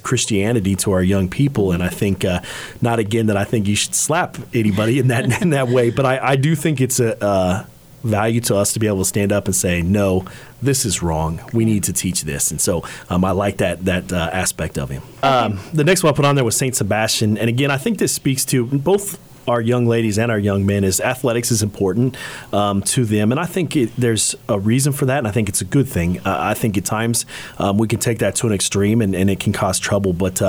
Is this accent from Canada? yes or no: no; Ireland; One, I'm Irish, and so I'm proud of that.